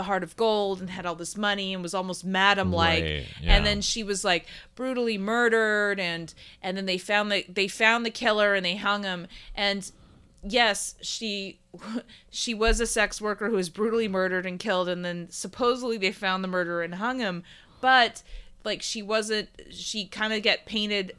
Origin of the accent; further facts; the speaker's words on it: Houston, Texas, United States; moved away; I grew up in Houston